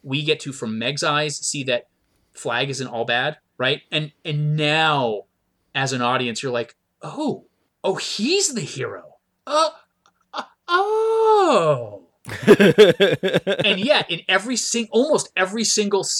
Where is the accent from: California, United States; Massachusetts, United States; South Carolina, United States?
South Carolina, United States; Myrtle Beach; I grew up in Myrtle Beach, South Carolina.